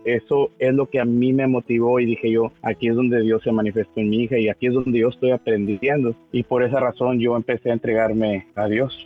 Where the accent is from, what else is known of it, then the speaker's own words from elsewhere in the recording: Guardados de Abajo, Tamaulipas, Mexico; moved away as an adult; also born or lived in Miguel Alemán, Tamaulipas; now in Mission, Texas, United States; yo soy originario de Tamaulipas, del norte de Tamaulipas, de, un pueblo que, que, se llama Guardados de Abajo, Tamaulipas